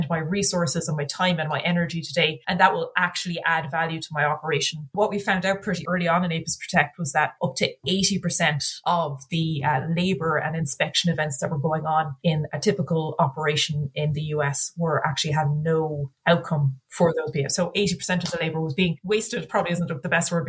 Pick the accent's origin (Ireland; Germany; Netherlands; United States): Ireland; I'm a little bit biased being Irish